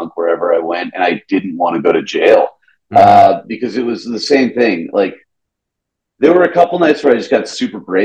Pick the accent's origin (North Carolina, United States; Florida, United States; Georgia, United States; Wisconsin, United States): Georgia, United States; Atlanta; accent: Southern; moved away as an adult; now in New York, United States; I'm from Atlanta, right? And I started drinking in Atlanta